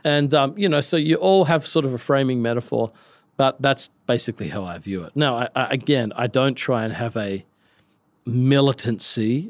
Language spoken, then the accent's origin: English; Australia; I'm from Australia.